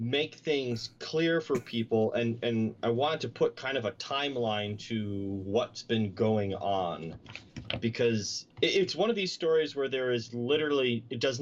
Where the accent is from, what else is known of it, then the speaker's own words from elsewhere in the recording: New Jersey, United States; moved away; my hometown in New Jersey